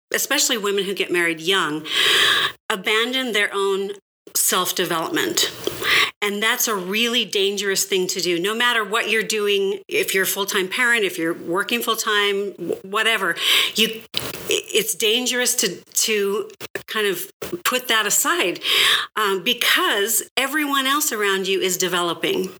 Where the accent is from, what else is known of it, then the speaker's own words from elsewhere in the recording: California, United States; I grew up in California.